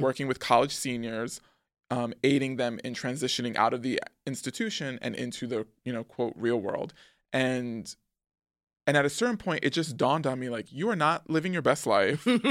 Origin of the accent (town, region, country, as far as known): New York City, New York, United States; born or raised there; also born or lived in Manhattan / Harlem